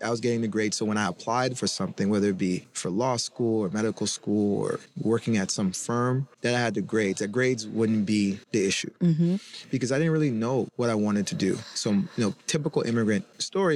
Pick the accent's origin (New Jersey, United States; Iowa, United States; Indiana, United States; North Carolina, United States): North Carolina, United States; Chapel Hill; we grew up in Chapel Hill, North Carolina